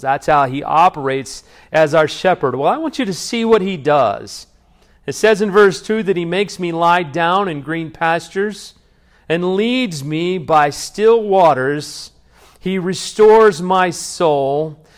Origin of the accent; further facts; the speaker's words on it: Salina, United States; also born or lived in Dallas; now in Georgetown, United States; I used to be a child growing up in Salina